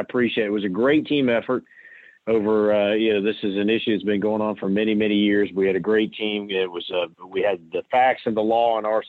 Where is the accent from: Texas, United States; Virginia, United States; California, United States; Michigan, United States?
Michigan, United States; moved away; also born or lived in Georgia; I was actually born in Michigan